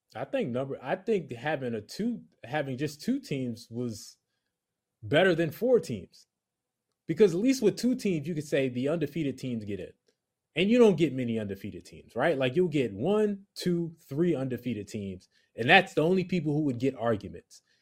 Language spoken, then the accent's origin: English; the Rutgers area, New Jersey, United States; I'm from the Rutgers area.